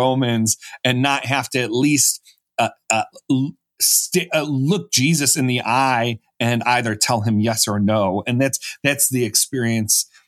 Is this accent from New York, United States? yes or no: yes; Buffalo, New York, United States; I was from Buffalo, New York, so the Rust Belt, and I was raised in a Catholic family, but religion wasn't too important to me growing up